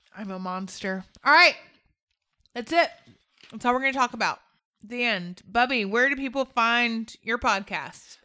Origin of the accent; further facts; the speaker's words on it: United States; I'm American